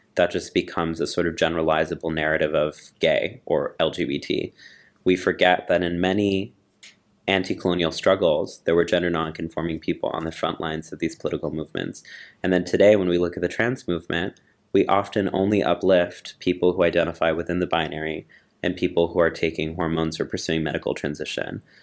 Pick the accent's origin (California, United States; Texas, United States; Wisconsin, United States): Texas, United States; moved away; I grew up in Texas